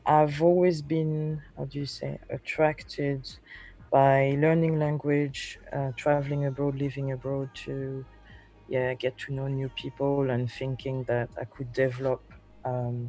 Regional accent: Paris, Île-de-France, France; moved away as an adult; also born or lived in London, United Kingdom / Germany / Guadeloupe (parents); I'm French Caribbean, second generation. I was born in Paris

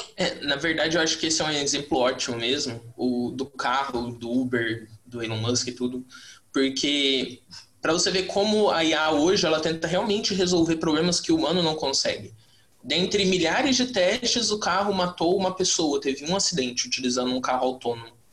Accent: Mato Grosso do Sul, Brazil; eu sou do Mato Grosso do Sul e aqui a gente tem o LIA, na UFMS

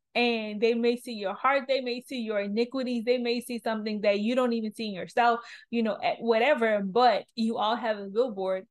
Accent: New Orleans, Louisiana, United States; I'm from New Orleans, I'm this age

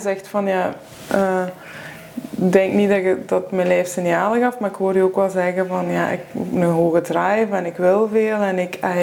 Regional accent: Limburg, Flanders, Belgium; moved away; ik ben van Limburg afkomstig

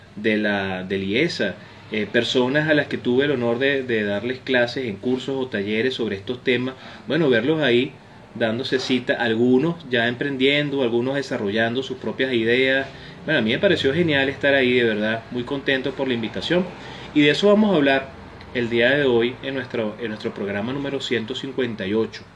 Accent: Venezuela; en países como el nuestro, como Venezuela

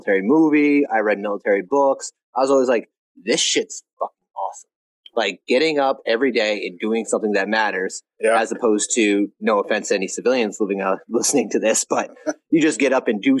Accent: New England, United States; I'm from New England. So talked real fast, hands going everywhere.

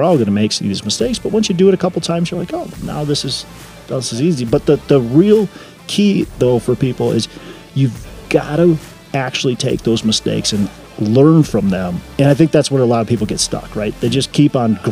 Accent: Minneapolis, Minnesota, United States; I'm from the Twin Cities, Minnesota

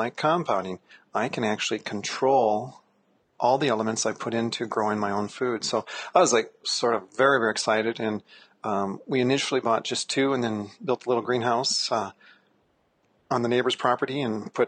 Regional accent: Minnesota, United States; I was born in Minnesota, so meat and potatoes was our staples with corn as our vegetable.

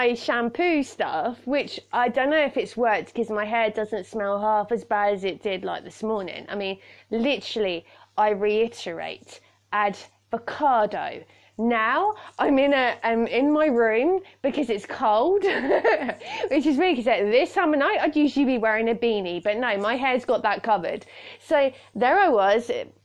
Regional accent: United Kingdom; I'm a Brit

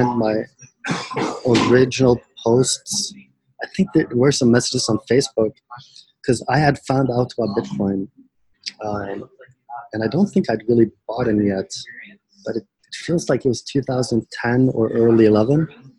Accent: Norway; I was born in Norway

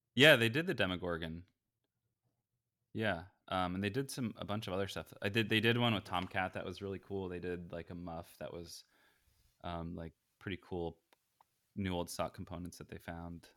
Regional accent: Bay Area, California, United States; also born or lived in East Coast; I'm in California, Bay Area, um, I've, I grew up here

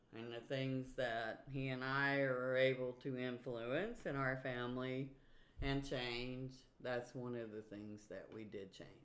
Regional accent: Virginia, United States; moved away; also born or lived in Louisiana; growing up in Virginia

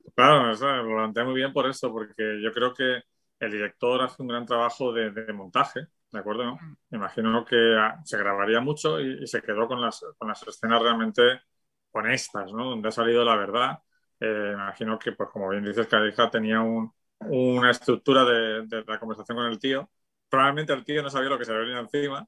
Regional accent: Spain; la España de mi infancia

